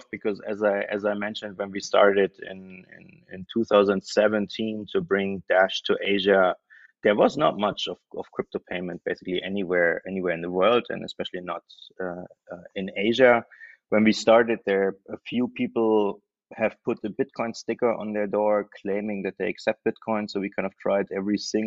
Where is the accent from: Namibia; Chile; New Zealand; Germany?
Germany; moved away as an adult; also born or lived in Berlin; now in Thailand; I am German, so I moved here from Germany